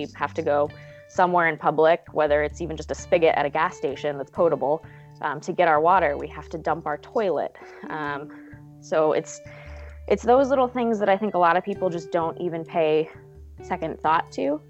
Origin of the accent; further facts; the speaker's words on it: Alaska, United States; moved away; I'm from Alaska, but I haven't been there in over a year